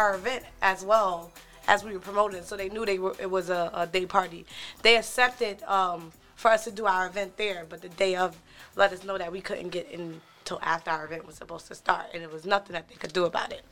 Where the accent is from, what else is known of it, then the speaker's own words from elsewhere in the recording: United States; also born or lived in Staten Island, New York / New Jersey; I'm American